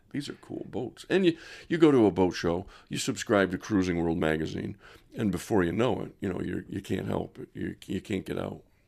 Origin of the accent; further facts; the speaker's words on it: Rochester, New York, United States; I was raised in Monroe County, i, around Genesee Valley Park